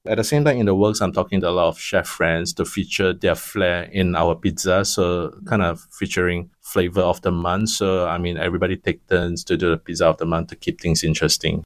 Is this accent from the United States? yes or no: no; Penang, Malaysia; now in Singapore; I come from Penang.